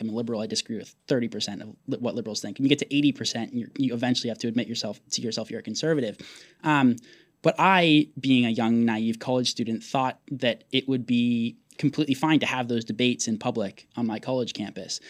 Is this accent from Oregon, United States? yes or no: yes; Portland, Oregon, United States; my brother and I both became conservative growing up in Portland